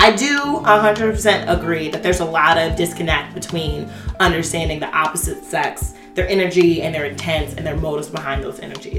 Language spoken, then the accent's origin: English; Cleveland, Ohio, United States; moved away as an adult; also born or lived in Cincinnati; now in New York City, United States; I was raised in Cleveland, inner city Cleveland, by two very strong parents